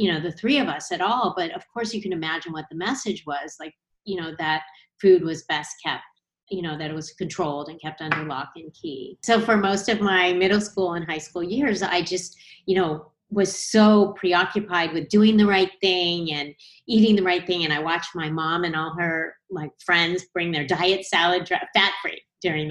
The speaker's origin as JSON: {"language": "English", "town": "Los Angeles", "region": "California", "country": "United States", "tie": "born or raised there", "said": "I grew up in Los Angeles"}